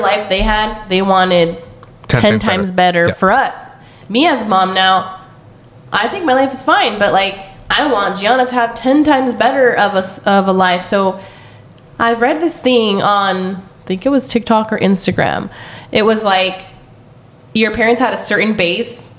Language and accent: English; Central Valley, California, United States; growing up in the Central Valley, like we all lived in the country and we all rode the bus